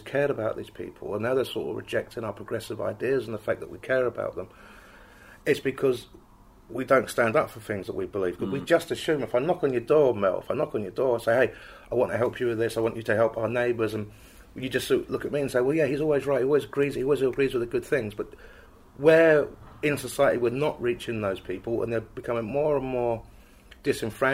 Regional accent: England, United Kingdom; I'm from England

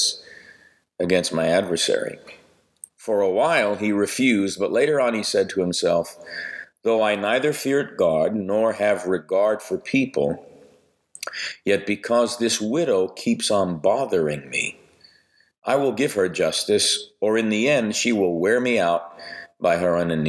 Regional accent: New York, United States; I grew up Italian in New York

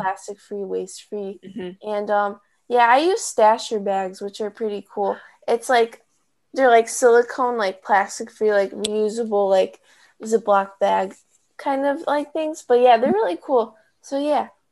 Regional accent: Chicago, Illinois, United States; I'm from Chicago

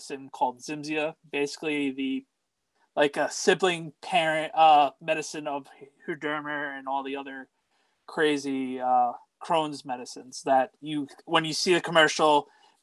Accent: New York, United States; born and raised in New York

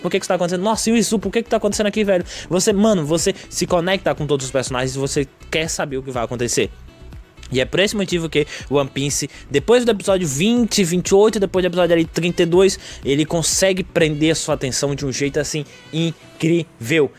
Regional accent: Brazil; aqui no Brasil, porque a gente cresceu assistindo Boruto na, na SBT

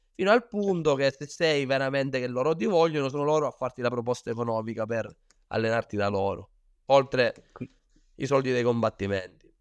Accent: Sicily, Italy; moved away as an adult; also born or lived in Thailand; io ho iniziato qua in Sicilia, come hai detto, perché sono siciliano

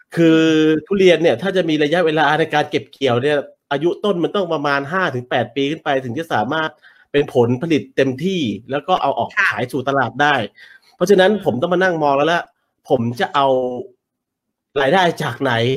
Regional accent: Chanthaburi, Thailand; moved away as an adult; also born or lived in Bangkok; ผมโตแล้วก็เรียนจบที่จันทบุรี แต่ว่าขึ้นไปทำงานที่กรุงเทพ

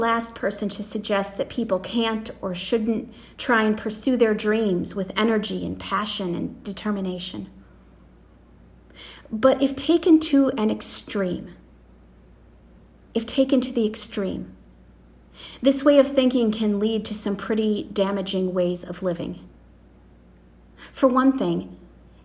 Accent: United States; as Americans

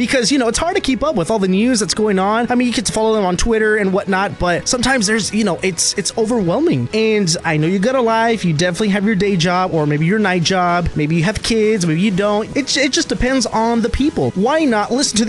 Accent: Arlington, Texas, United States; also born or lived in Fort Worth, Texas; I was born in Fort Worth, raised in Arlington, and I work in Dallas.

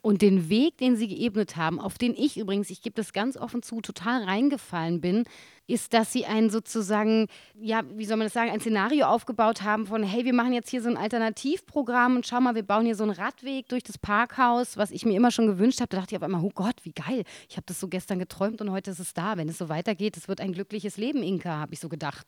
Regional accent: Berlin, Germany; als Berlinerin

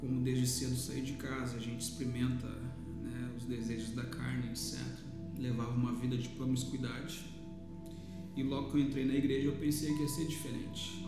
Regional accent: Pelotas, Rio Grande do Sul, Brazil; eu sou natural de Pelotas, Rio Grande do Sul

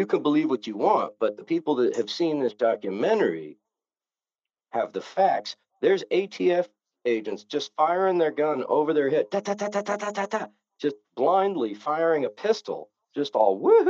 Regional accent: Novato, California, United States; So I was a 14-year-old kid in a suburban town. You know, there was, when I was born in Novato, California, there was 15,000 people.

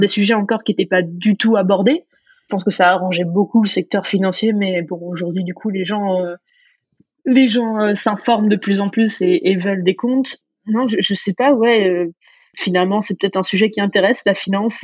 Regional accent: France; accent: French; moved away; also born or lived in New York; j'avais l'accent le plus français

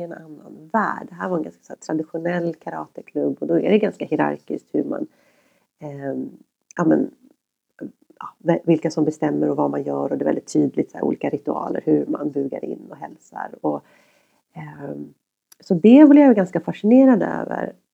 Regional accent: Järfälla, Stockholm County, Sweden; jag växte upp i Högbyområdet

